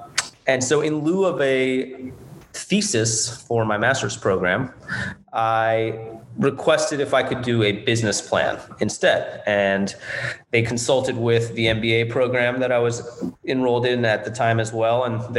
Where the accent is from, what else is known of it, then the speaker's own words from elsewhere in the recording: Houston, Texas, United States; also born or lived in New Orleans; I'm born and raised in Houston, Texas, and I actually went to college in New Orleans.